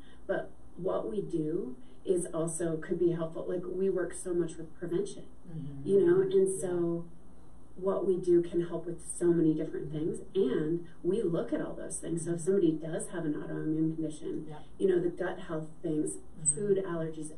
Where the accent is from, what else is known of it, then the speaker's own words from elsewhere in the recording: Minnesota, United States; moved away as an adult; also born or lived in Crested Butte, Colorado; I grew up in Minnesota. I was kind of a city girl.